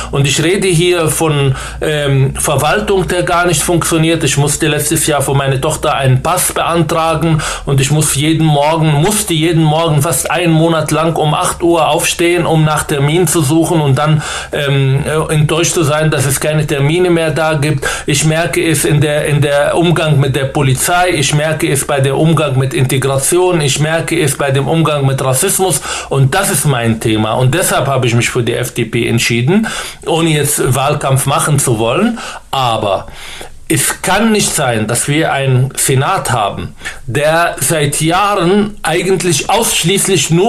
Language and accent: German; Berlin, Germany; versuche ich als ein guter Bürger dieses Landes, mich zu engagieren, als Berliner